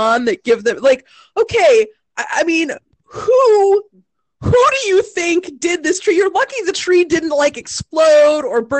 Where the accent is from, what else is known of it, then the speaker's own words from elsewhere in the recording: Midwest, United States; I am from the Midwest.